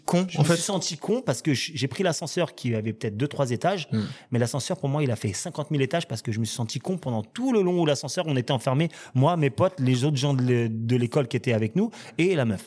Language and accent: French; Villiers-le-Bel, Île-de-France, France; j'ai grandi à Villelbel